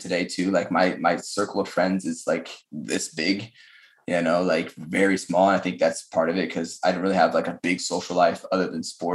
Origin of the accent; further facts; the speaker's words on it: Colorado, United States; moved away as an adult; small town Colorado